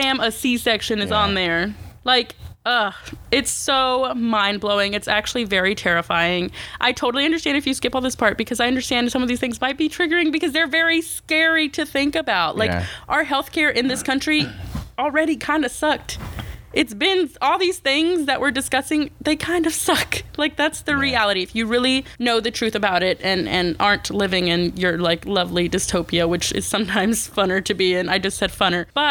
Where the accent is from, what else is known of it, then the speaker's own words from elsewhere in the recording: United States; as an American, as a Mexican American